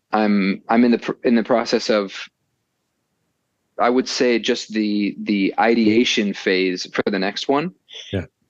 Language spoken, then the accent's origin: English; Chicago, Illinois, United States; I'm from Chicago